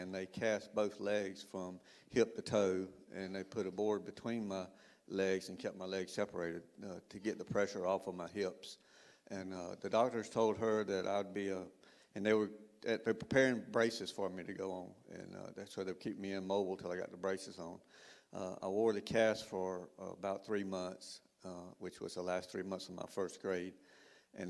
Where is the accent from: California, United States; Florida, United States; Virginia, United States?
Florida, United States; Perry; also born or lived in Panama City, Florida; I was born in Panama City. We moved a little bit during my early childhood, and we lived in Perry, Florida for 14 years